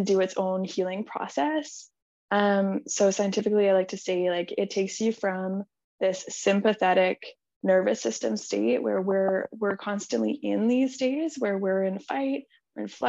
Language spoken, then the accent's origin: English; Manitoba, Canada; I grew up in Manitoba, in Canada, and I grew up in a very conservative Christian community